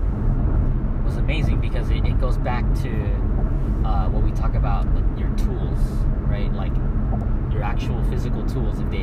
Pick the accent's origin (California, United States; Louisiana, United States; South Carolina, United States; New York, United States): California, United States; Los Angeles; accent: Southern Californian; I'm from Los Angeles. I'm from California